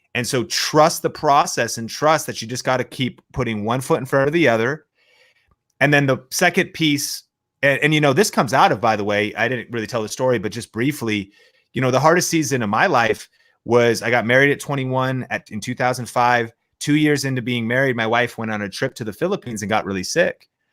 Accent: Seattle, Washington, United States; moved away; growing up in Seattle, Washington

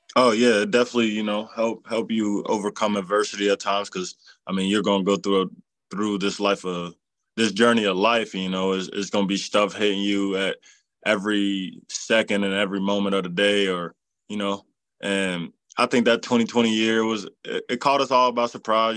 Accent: Cincinnati, Ohio, United States; playing for my hometown

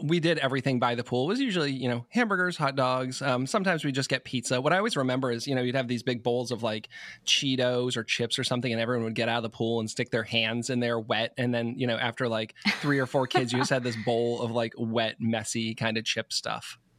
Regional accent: Marlborough, Massachusetts, United States; also born or lived in Providence; I grew up in Marlborough, so about forty miles west of Boston

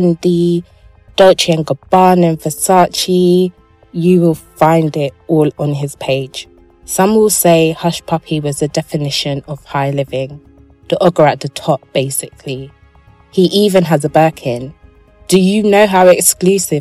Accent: England, United Kingdom; accent: English; my accent is just too brothelized. Yeah, basically it's too English.

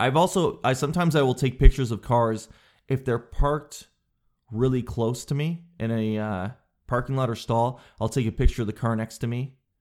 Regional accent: Canada; I'm a Canadian guy

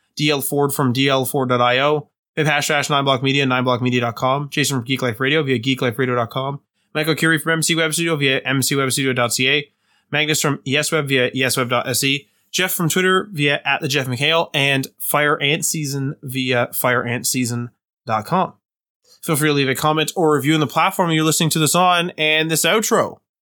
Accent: Canada; we're Canadian

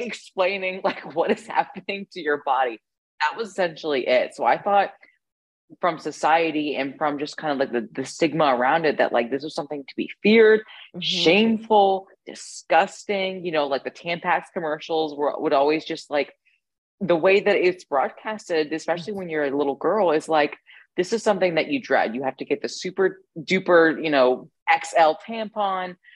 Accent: Ohio, United States; I grew up in the Midwest as well, specifically Ohio

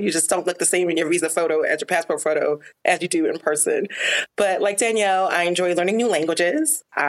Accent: New York City, New York, United States; also born or lived in Jamaica; But I was raised in Brooklyn, New York.

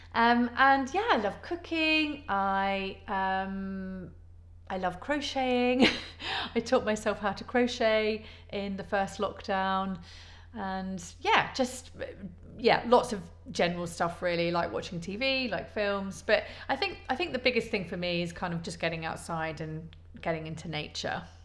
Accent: Leicester, East Midlands, United Kingdom; moved away as an adult; also born or lived in London; now in Poole, United Kingdom; I was born in Leicester originally. Um, I moved away at 19

